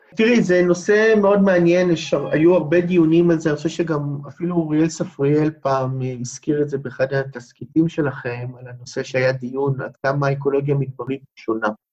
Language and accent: Hebrew; Beersheba, Southern District, Israel; כמעט כל חיי גרתי במדבר, נולדתי בבאר שבע